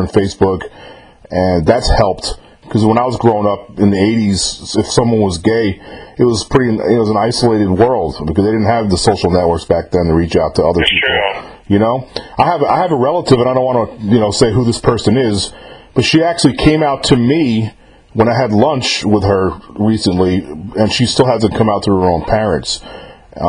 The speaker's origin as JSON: {"language": "English", "region": "New York", "country": "United States", "tie": "born or raised there", "moved": "as an adult", "lives_now": "Mississippi, United States", "said": "I was born and raised in New York, but I happen to live in Mississippi right now"}